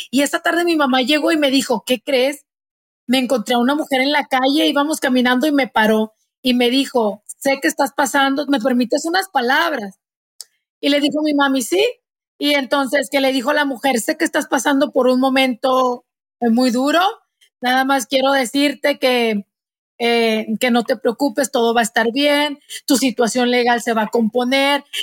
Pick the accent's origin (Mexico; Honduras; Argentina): Mexico; moved away; Yo me acuerdo que cuando recién llegué, llegamos a este país eh, de México, mi mamá salió a buscar trabajo, ¿no?